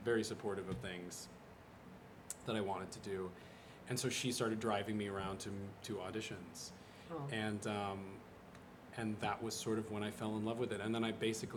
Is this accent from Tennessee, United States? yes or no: no; Utah, United States; moved away; also born or lived in New York; I was like a shiny kid from Utah